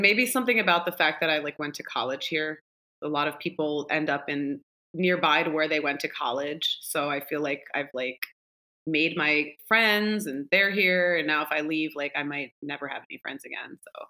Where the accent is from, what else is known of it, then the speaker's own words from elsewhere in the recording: New Jersey, United States; now in Philadelphia, United States; I grew up in South Jersey, in this basically a suburb of Philly that a lot of people know the town Cherry Hill. It's like right, it's really close to Philly. And I grew up in like another town over from there.